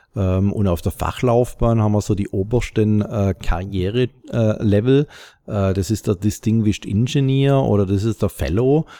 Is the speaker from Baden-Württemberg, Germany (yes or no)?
yes; Stuttgart area, Baden-Württemberg, Germany; im Großraum Stuttgart, wo ich herkomme